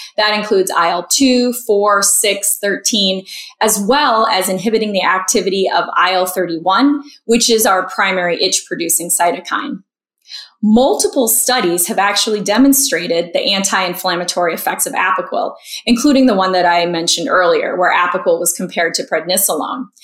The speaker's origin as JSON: {"language": "English", "town": "Marco Island", "region": "Florida", "country": "United States", "tie": "born or raised there", "moved": "yes", "lives_now": "Chicago, United States", "said": "I'm a Florida native growing up on Marco Island"}